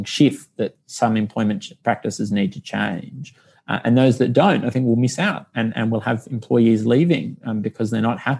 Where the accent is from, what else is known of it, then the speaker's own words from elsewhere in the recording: Canberra, Australian Capital Territory, Australia; moved away; I'm from Canberra originally.